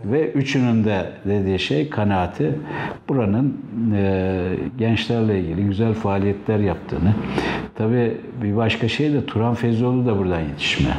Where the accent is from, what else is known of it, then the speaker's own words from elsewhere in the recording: Istanbul, Turkey; also born or lived in Çemişgezek, Tunceli / Bilecik; ilkokuldan sonra İstanbul'a geldik. Ortaokulu e, Kasımpaşa'da bitirdim.